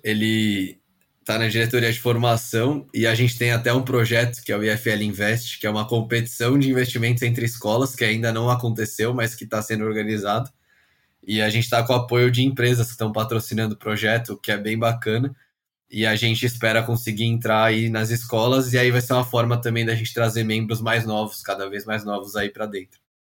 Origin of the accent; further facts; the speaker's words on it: São Paulo, Brazil; eu nasci em São Paulo, fui criado aqui pelos meus pais.